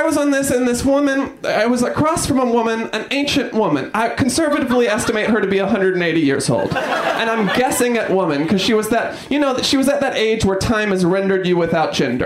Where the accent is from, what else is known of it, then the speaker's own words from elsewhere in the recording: New York, United States; I'm from New York.